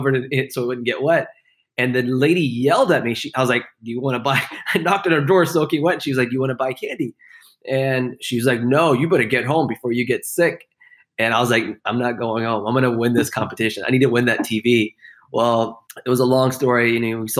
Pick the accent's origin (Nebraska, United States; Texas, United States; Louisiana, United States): Texas, United States; Houston; I grew up in Houston, Texas